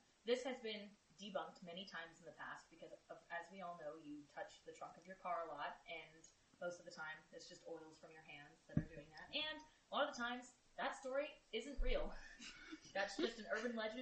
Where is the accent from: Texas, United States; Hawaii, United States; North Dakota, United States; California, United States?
Texas, United States; am from here, Texas